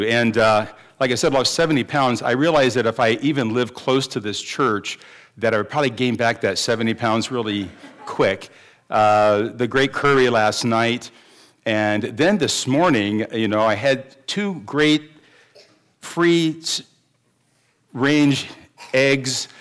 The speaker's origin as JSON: {"language": "English", "town": "Dayton", "region": "Ohio", "country": "United States", "tie": "born or raised there", "moved": "yes", "said": "I was raised on Cassano Pizza because it began in Dayton, Ohio. That's where I was born and raised"}